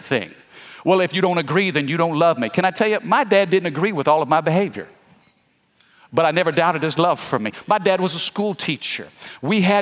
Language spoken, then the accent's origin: English; Fredericktown, Missouri, United States; now in Baton Rouge, United States; I'm from Missouri. I'm from the Midwest. I'm from a little farming community called Fredericktown.